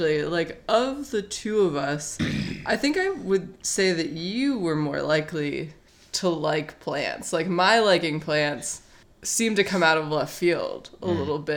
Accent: Phoenix, Arizona, United States; moved away as an adult; now in New York City, United States; I'm from Phoenix

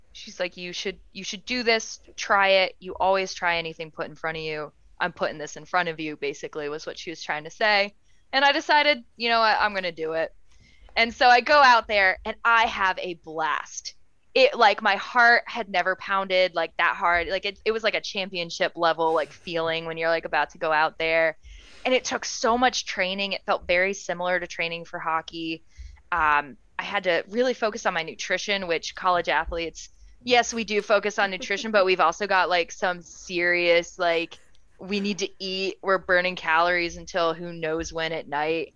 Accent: Vermont, United States; as a Vermonter

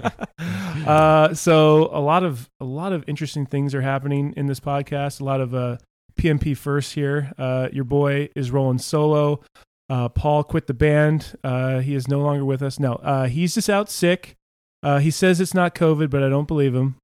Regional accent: Topanga, California, United States; I grew up in Topanga Canyon

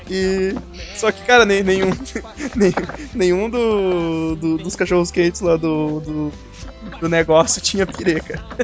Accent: São Paulo, Brazil; eu sou de São Paulo

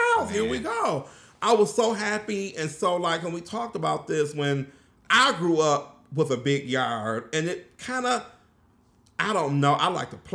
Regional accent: Pontiac, Michigan, United States; I'm from Pontiac. We didn't pay for trash

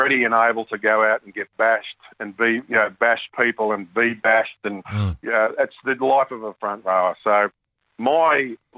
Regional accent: Seiffert Oval, New South Wales, Australia; Seaford Oval was a big part of my childhood, an absolute massive part of my childhood, because I spent a lot of time over there

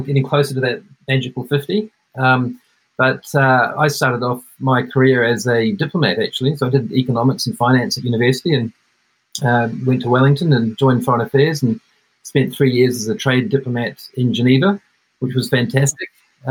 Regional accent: Netherlands; but I grew up in the Netherlands for 5 years. So I played baseball at an American school there, an international school

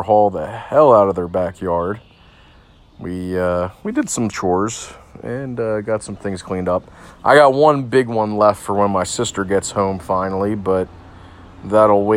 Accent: Delaware County, Pennsylvania, United States; I grew up in Delaware County

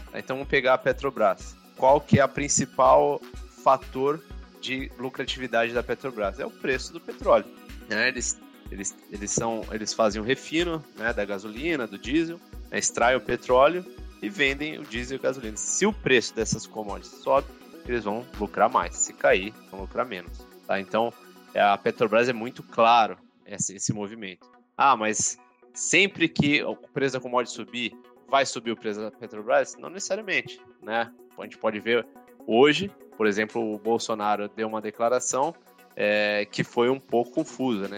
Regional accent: São Paulo, Brazil; sou de São Paulo, mas queria estudar no interior, sair um pouquinho da, da grande cidade

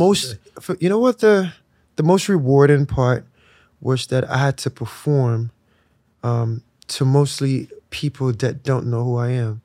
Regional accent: Lagos, Nigeria; moved away; I was born in Lagos.

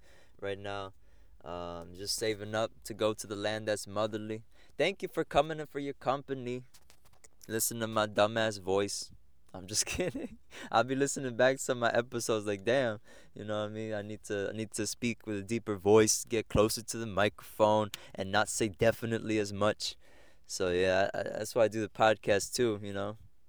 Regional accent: Egg Harbor Township, New Jersey, United States; so that was growing up in Egg Harbor Township, doing sports.

